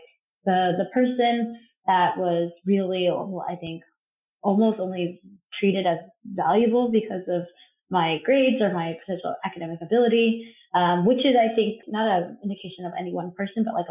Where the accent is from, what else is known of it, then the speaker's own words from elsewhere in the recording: Covina, California, United States; moved away as an adult; also born or lived in Los Angeles, California; now in Brooklyn, New York, United States; I grew up in Covina, which was pretty sleepy town growing up.